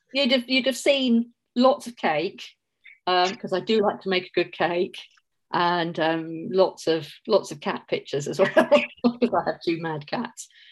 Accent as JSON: {"language": "English", "town": "Mitcham", "region": "London", "country": "United Kingdom", "tie": "born or raised there", "also_born_or_lived": "St Ives, Cornwall", "accent": "Cockney", "moved": "as an adult", "lives_now": "Auckland, New Zealand", "said": "I grew up in Mitcham, um, right next to Streatham"}